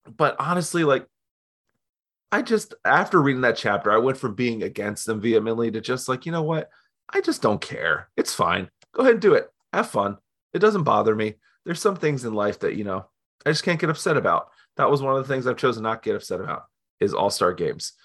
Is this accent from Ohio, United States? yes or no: yes; Canton, Ohio, United States; also born or lived in Ypsilanti, Michigan; I'm from Canton, Ohio